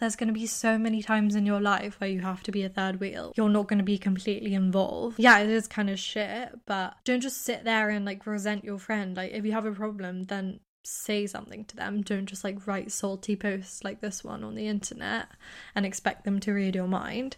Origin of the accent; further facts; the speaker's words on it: United Kingdom; accent: British; also born or lived in United States; I'm British